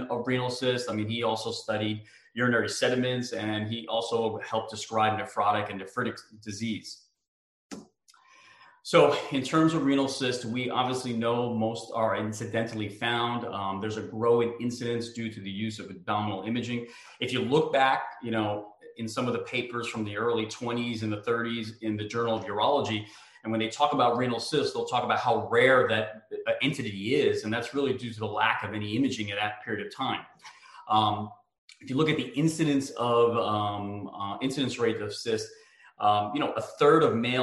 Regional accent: United States; moved away as an adult; I grew up in New York, New Jersey

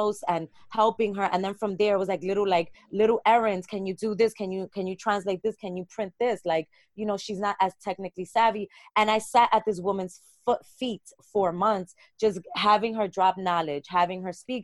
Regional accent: New York City, New York, United States; being from Brooklyn. And I can't talk about who I am without talking about Bed-Stuy and Bushwick.

